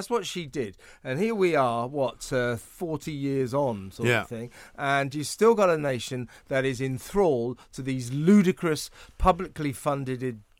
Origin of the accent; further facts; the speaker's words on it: United Kingdom; also born or lived in United States; being British